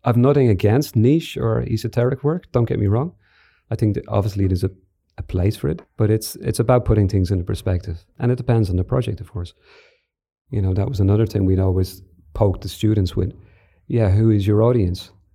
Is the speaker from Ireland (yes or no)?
yes; Ireland; Declan and I grew up in Ireland in the seventies and eighties